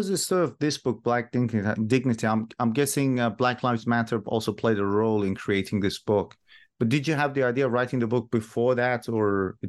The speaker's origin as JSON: {"language": "English", "country": "Iran", "moved": "yes", "said": "And I'm originally from Iran myself, and I do follow the political struggle of women in Iran."}